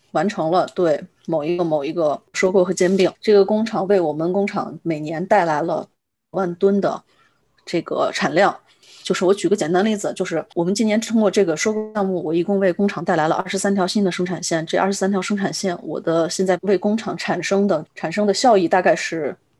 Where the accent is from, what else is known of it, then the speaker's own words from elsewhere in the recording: China; also born or lived in Europe; 我们中国人最大的优点是什么？是愿意出狠劲干